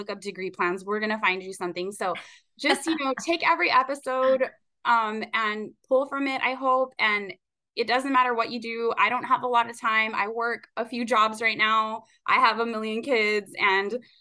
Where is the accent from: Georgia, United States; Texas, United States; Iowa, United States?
Texas, United States; Rio Grande Valley; I am a girl from the Rio Grande Valley